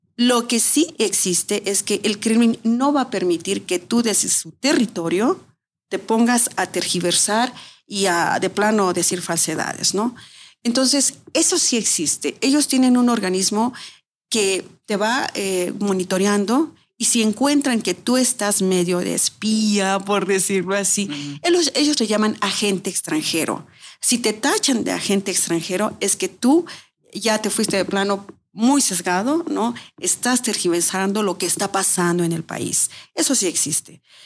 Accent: Mexico City, Mexico; moved away as an adult; also born or lived in Moscow, Russia; now in Russia; Soy de la Ciudad de México.

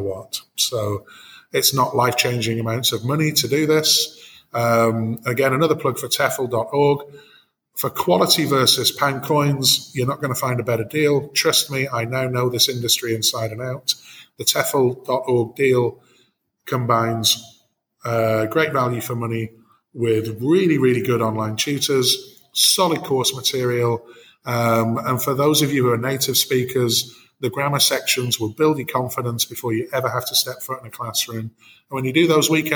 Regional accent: Bolton, North West England, United Kingdom; moved away as an adult; also born or lived in Manchester / Sihanoukville, Cambodia; now in Phnom Penh, Cambodia; I'm originally from Bolton.

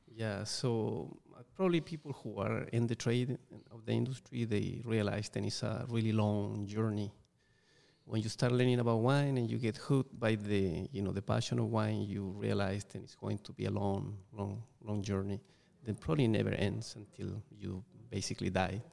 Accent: Chile; English is a second language; moved away; growing up in Chile, where I, am originally from

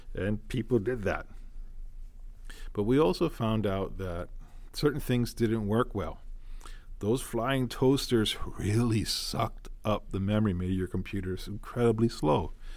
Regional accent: Honolulu, Hawaii, United States; I am born and raised in Hawaii, so I do have that background here, local boy. Grew up in Honolulu.

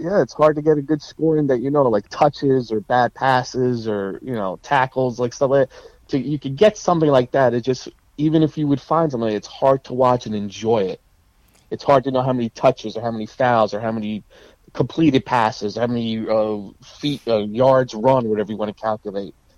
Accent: Clifton, New Jersey, United States; I grew up in Clifton, and I started the Clifton Boys Club

